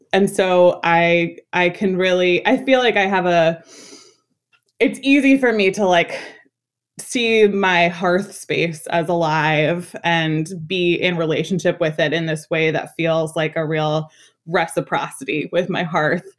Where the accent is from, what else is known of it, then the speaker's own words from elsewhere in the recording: New York City, New York, United States; I was born and raised in Washington Heights